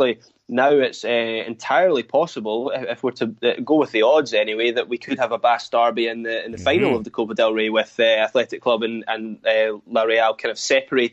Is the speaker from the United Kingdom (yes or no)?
yes; Scotland, United Kingdom; as a Scot